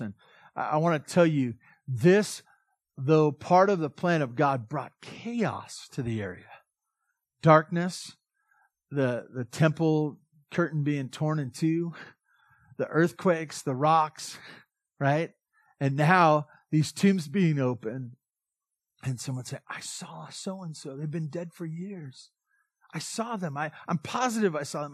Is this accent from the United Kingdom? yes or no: no; Southern California, United States; I'm from Southern California.